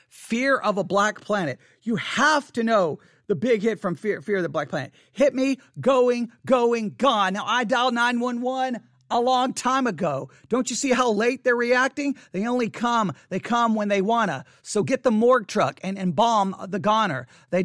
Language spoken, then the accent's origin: English; Abilene, Texas, United States; also born or lived in Buffalo Gap, Texas; I was growing up in Abilene, Texas. I was growing up, I mean, well, actually, to be honest, in 1988, I wasn't even living in Abilene, Texas. I was living in Buffalo Gap, Texas. Yeah, Buffalo Gap, Texas. Population 269 people in Buffalo Gap.